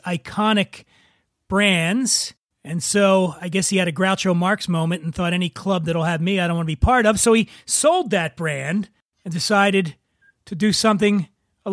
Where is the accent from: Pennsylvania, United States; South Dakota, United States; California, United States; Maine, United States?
Pennsylvania, United States; Philadelphia; also born or lived in Cheltenham, Pennsylvania; I was born in Frankfurt as well